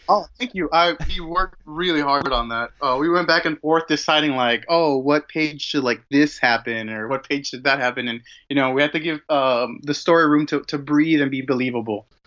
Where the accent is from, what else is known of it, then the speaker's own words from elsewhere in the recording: Mexico; I was born and raised in Mexico